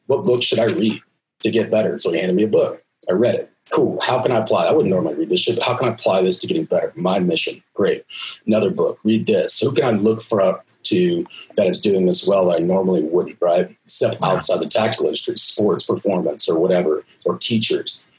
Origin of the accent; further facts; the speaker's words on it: Texas, United States; I'm from Texas